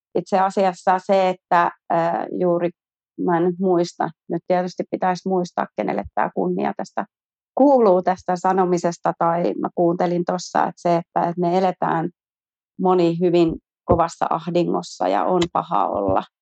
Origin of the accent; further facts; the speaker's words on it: Järvenpää, Uusimaa, Finland; mä oon järvenpääläinen yrittäjä